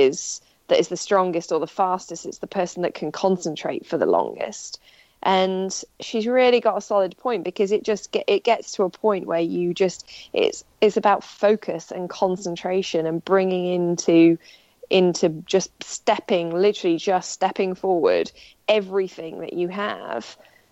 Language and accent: English; Wales, United Kingdom; accent: generic English; No, because I do have an English accent, but I am from Wales, but my parents are both English, so I sound English.